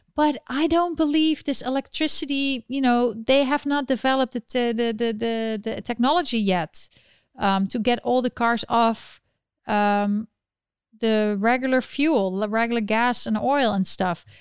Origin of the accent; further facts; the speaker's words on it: Netherlands; now in New York City, United States; I'm from the Netherlands and I live in New York City